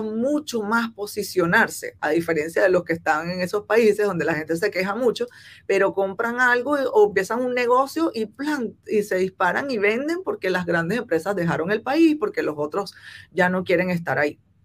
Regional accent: Venezuela; moved away as an adult; now in Guangzhou, China; en Venezuela, que es mi país natal

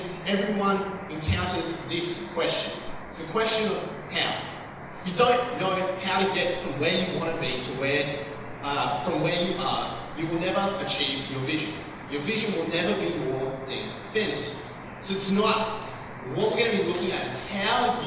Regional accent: Australia; We're Australians

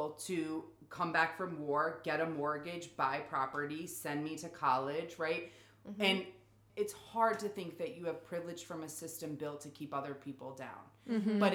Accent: New England, United States; up in New England, we are so quick to be like, well, I'm from New England

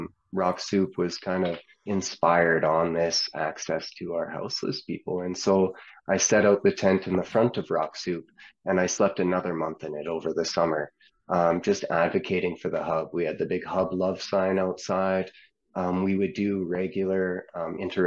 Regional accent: Edmonton, Alberta, Canada; now in Wetaskiwin, Canada; I'm from Edmonton.

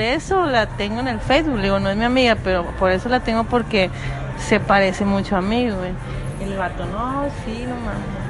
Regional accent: Monterrey, Nuevo León, Mexico; accent: Regia; me dicen que yo tengo el acento más marcado de Regia

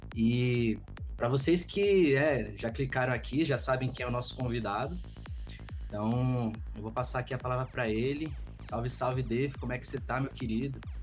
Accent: Brazilian Cerrado, Brazil; nós somos do Cerrado brasileiro.

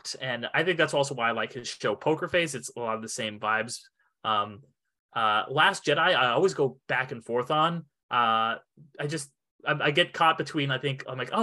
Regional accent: San Clemente, California, United States; my hometown, San Clemente

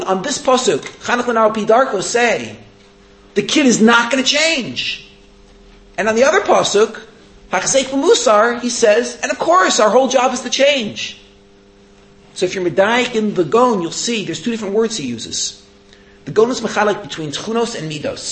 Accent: United States; moved away; growing up in America

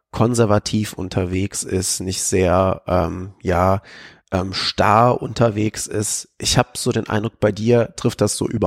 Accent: Koblenz, Rhineland-Palatinate, Germany; und dann war ich da auch bei der Bank, äh, weil das eben meine Heimat ist. Und so eine Stadt wie Koblenz, da hast du natürlich auch mit äh, Zielgruppen zu tun

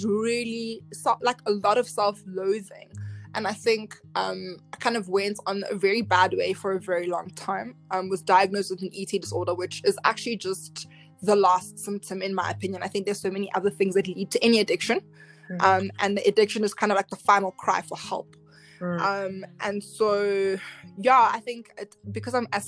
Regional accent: South Africa; I was raised by a single mother in South Africa.

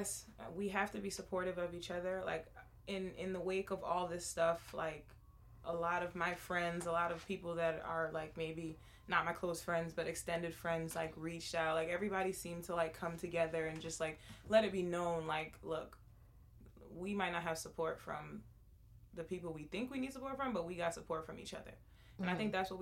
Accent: Massachusetts, United States; we reside in Massachusetts and we're from Massachusetts

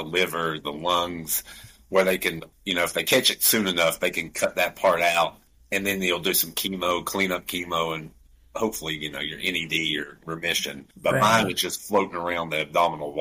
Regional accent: Canton, North Carolina, United States; accent: Appalachian; I'm about 25 minutes west of there in a super small town called Canton, North Carolina

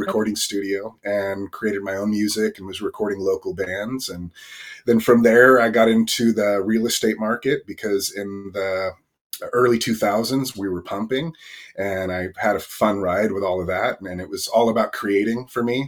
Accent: Northern California, United States; I grew up in a really small town, um, in the country in Northern California

